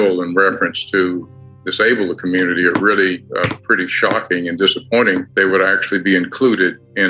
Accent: Texas, United States; I come before you as a Texan

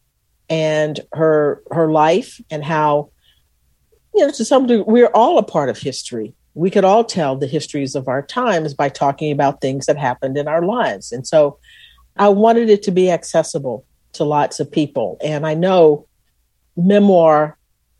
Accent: Texas, United States; I was from Texas

